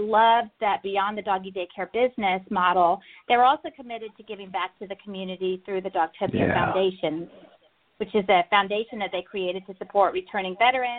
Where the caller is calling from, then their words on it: Alpharetta, Georgia, United States; Alpharetta, Georgia, a northern suburb of Atlanta.